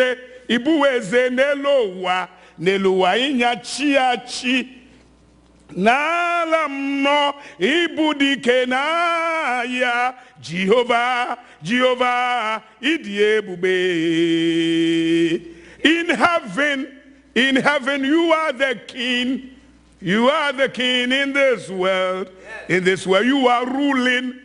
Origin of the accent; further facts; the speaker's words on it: Ghana; moved away as an adult; also born or lived in Nigeria; I'm from Ghana, like you've been told. And I was in Nigeria for 25 years.